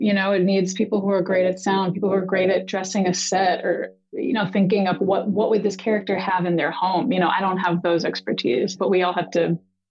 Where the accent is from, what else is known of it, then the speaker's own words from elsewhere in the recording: Boston, Massachusetts, United States; moved away as an adult; also born or lived in New York; I grew up in Boston, moved to New York for undergrad, loved theater and photography in high school